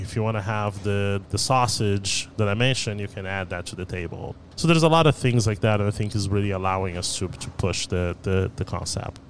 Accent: Rio de Janeiro, Brazil; now in Dallas, United States; We grew up in Rio, but my grandmother is from Bahia

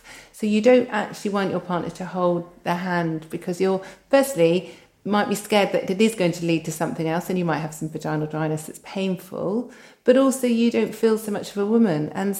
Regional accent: United Kingdom; And because we're so British, we don't talk about sex.

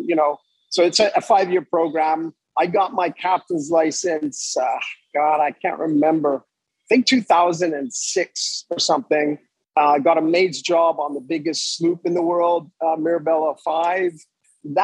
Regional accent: Montreal, Quebec, Canada; moved away as an adult; also born or lived in Los Angeles / Fort Lauderdale; I grew up in Montreal, and I lived in an area of Montreal which was predominantly English-speaking

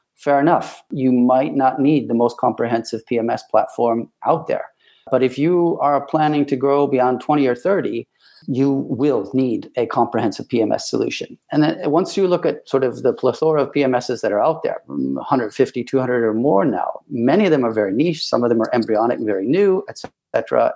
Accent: Ann Arbor, Michigan, United States; moved away as an adult; now in United Kingdom; American born, uh, born and raised in Ann Arbor, Michigan

